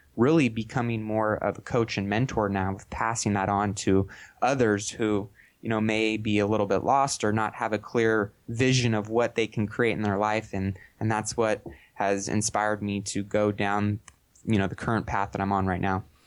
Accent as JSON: {"language": "English", "town": "Sacramento", "region": "California", "country": "United States", "tie": "born or raised there", "said": "I'm from Sacramento, California, and born and raised here"}